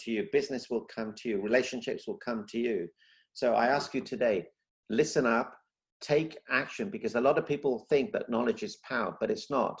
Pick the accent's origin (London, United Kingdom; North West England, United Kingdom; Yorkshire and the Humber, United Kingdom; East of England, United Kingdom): London, United Kingdom; moved away as an adult; also born or lived in Africa; now in Celebration, United States; I was born in Africa. Not many people know that. And then from Africa, we moved to London. I lived in London for 35 years